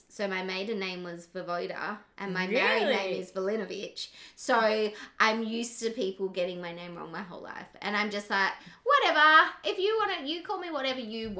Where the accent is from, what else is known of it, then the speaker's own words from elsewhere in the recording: Perth, Western Australia, Australia; and I'm from Perth